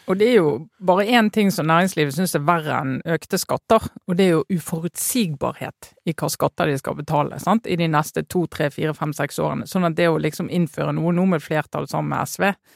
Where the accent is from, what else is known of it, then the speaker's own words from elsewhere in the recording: Western Norway, Norway; jeg kommer fra Vestlandet